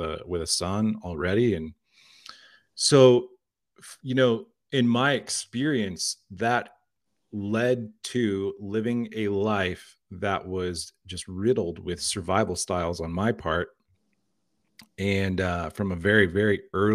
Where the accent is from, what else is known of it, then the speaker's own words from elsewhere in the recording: Liberal, Kansas, United States; I was born in Liberal, Kansas